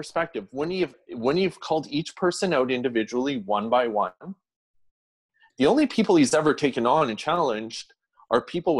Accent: Canada

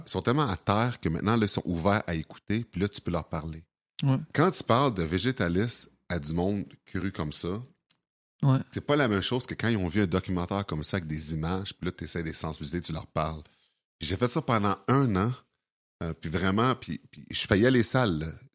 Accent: Sorel-Tracy, Quebec, Canada; also born or lived in Montreal; j'ai déjà à Sorel quand j'avais 4 ans.

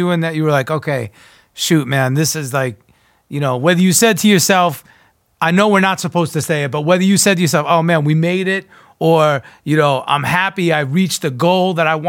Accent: New York, United States; I grew up East Coast, born and raised in New York

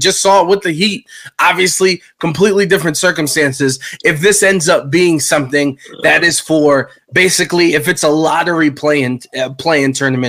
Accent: Cleveland, Ohio, United States; I'm from Cleveland, where we're a mid-market team

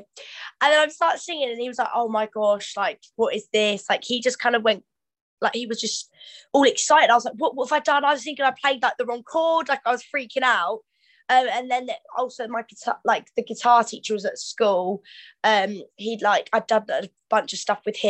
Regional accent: Canterbury, South East England, United Kingdom; also born or lived in Shoreham / Gravesend / Rochester; But I moved very young in Canterbury, so I don't actually remember anything until I actually moved to Canterbury. So I grew up there

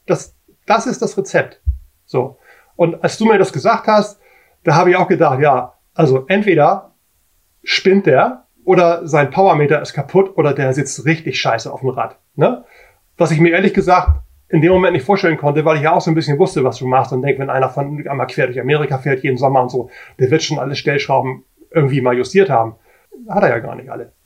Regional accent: Hamburg, Germany; ich bin aus Hamburg

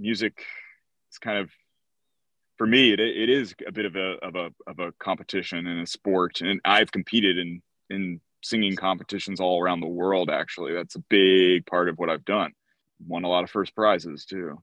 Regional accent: outside of Philadelphia, New Jersey, United States; I grew up in South Jersey, outside of Philadelphia

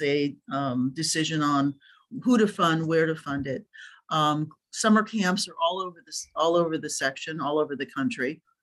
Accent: Dayton, Ohio, United States; now in Orange County, United States; I started playing when I was living in the Midwest. I think I might've been like 9, and I learned in a park in Ohio. Loved what part of Ohio? In Dayton.

